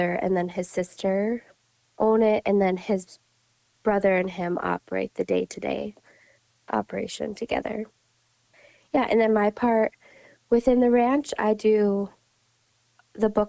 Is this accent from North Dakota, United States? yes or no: yes; Williston, North Dakota, United States; moved away as an adult; also born or lived in Crookston, Minnesota; now in Cass County, Minnesota, United States; I grew up over in Williston, North Dakota, on a small grain cow operation